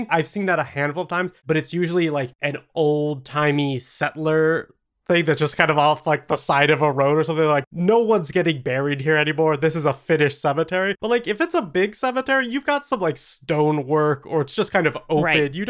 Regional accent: New England, United States; Despite growing up in New England, some of the best creepy stories happened to me during college.

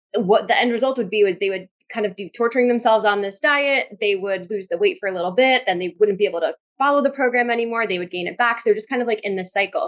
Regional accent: New Jersey, United States; I'm from Jersey

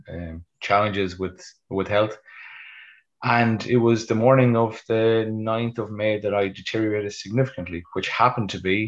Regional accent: Westport, Connacht, Ireland; I'm passing through my hometown of Westport

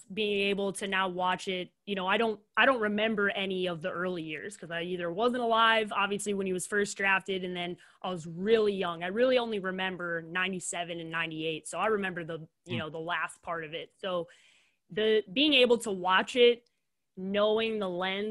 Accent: Chicago, Illinois, United States; moved away; I love growing up in the city. And I do miss Chicago a lot, especially just like the area that I grew up in.

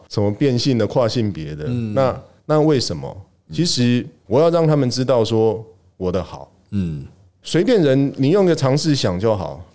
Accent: Miaoli County, Taiwan; moved away; 我们故乡都在苗栗

